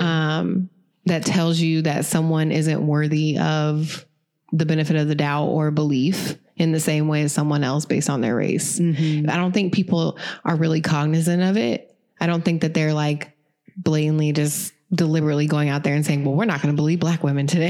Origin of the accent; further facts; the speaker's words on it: Lafayette, Indiana, United States; I'm from Lafayette. I'm from right here. Okay. Born and raised, went to Purdue, never left